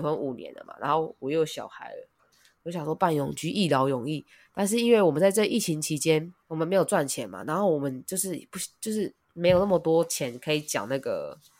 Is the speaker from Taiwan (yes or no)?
yes; Taiwan; now in Japan; 我不是日本人，我是台湾人，我还是拿着台湾护照